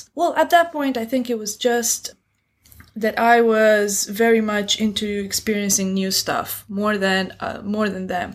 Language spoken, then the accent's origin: English; Romania; moved away as an adult; also born or lived in Beijing, China / Bucharest, Romania; now in Shanghai, China; Growing up in Romania